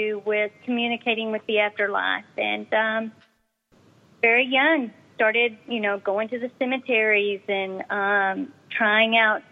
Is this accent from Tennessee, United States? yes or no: no; Dallas, Texas, United States; accent: Southern; I am from Texas, around the Dallas area.